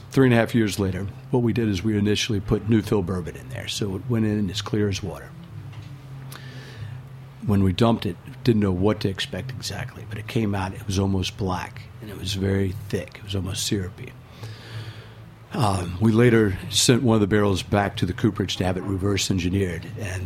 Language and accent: English; Louisville, Kentucky, United States; moved away; growing up in Louisville, you're surrounded by bourbon